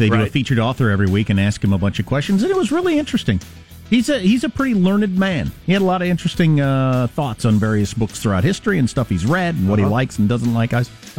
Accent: Wisconsin, United States; moved away; I'm from Wisconsin. But he sounds like everybody I grew up with.

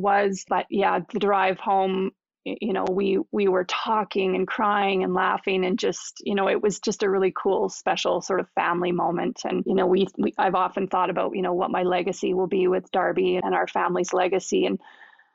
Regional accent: Canada; we're Canadian.

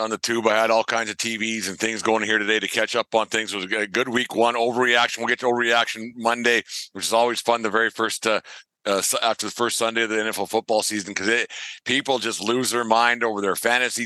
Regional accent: Alberta, Canada; I'm from Alberta.

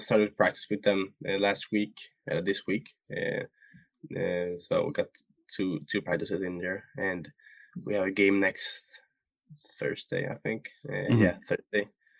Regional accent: Sweden; So yeah, we're different from Sweden.

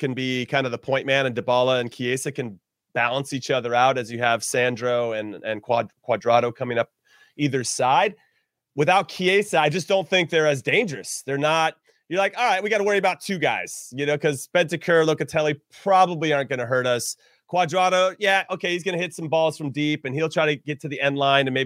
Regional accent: United States; as an American

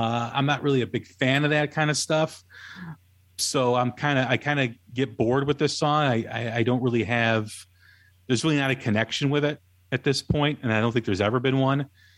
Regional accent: Chicago, Illinois, United States; You know, growing up in Chicago, you know, Cheap Trick was always around and all you always heard on the local radio station.

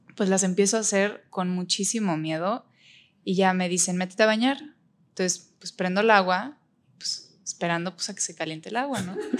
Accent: Mexico; also born or lived in Berlin, Germany; tengo 23 años, soy de México

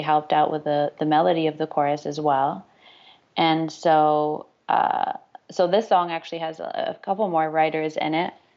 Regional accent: Toronto, Ontario, Canada; my hometown in Toronto

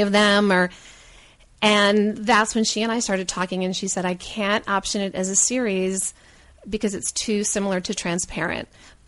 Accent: Rochester, New York, United States; moved away as an adult; now in Los Angeles, United States; I grew up in Rochester, New York, but I moved

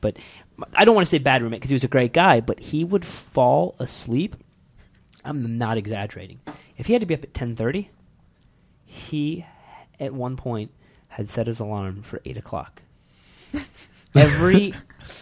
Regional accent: Ohio, United States; I'm from Ohio

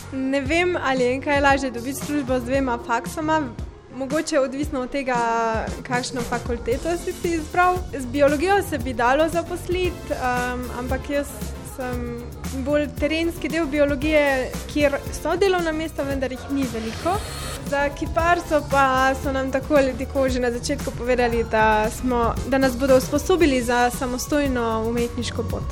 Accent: Velenje, Slovenia; prihajam iz Velenja

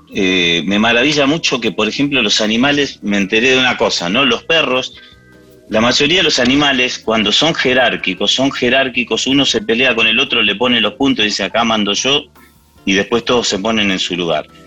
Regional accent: Argentina; first language English; Spanish is a second language; cuando vinimos a la Argentina, empecé a aprender el español

